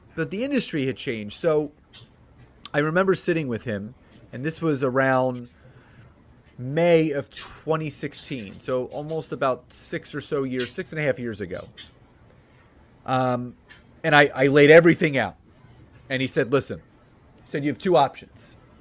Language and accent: English; Philadelphia, Pennsylvania, United States; moved away as an adult; now in Marlton, United States; born and raised in Philadelphia, lived there my entire life